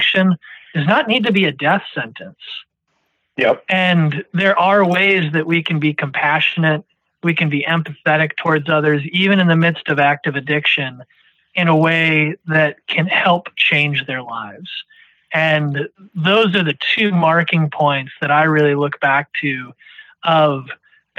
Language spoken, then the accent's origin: English; New Hampshire, United States; also born or lived in Washington, D.C.; I moved back to my home state of New Hampshire